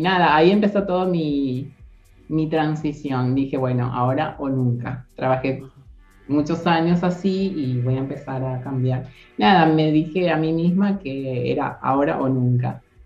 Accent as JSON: {"language": "Spanish", "country": "Paraguay", "moved": "as an adult", "lives_now": "Argentina", "said": "soy paraguaya, como acaban de mencionar, y tengo 32 años, llegué en el 2016 en febrero eh, con la idea de trabajar, estudiar y tener una vida normal en Argentina"}